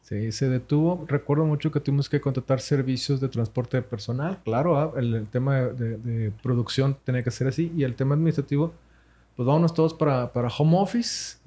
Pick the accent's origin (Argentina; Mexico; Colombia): Mexico; Monterrey, Nuevo León; Nosotros somos de Monterrey, Nuevo León, México, sí, señor. Arriba al norte.